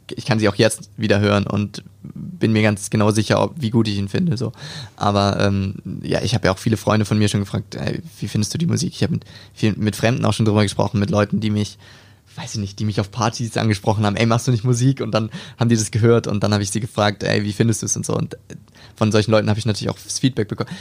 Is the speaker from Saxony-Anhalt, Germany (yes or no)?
no; Hamburg, Germany; moved away as an adult; now in Stuttgart, Germany; ich komme aus dem Norden von Deutschland, also aus Hamburg, da bin ich geboren und bin dort aufgewachsen